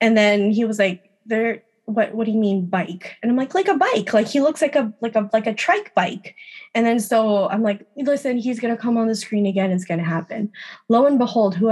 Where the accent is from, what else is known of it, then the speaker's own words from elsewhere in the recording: Philippines; I'm Filipino